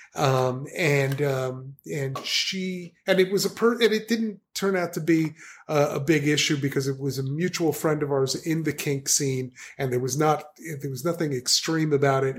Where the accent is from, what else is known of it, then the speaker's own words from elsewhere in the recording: New Jersey, United States; I'm a guy from New Jersey